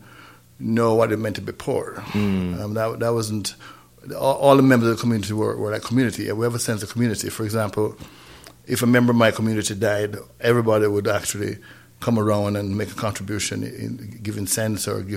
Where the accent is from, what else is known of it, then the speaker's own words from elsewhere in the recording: Saint Thomas, Jamaica; moved away; also born or lived in North Carolina; we grew up in St. Thomas, Jamaica, not St. Thomas, Virgin Islands, but St. Thomas, Jamaica, in a little town called Trinaville, outside of Marat Bay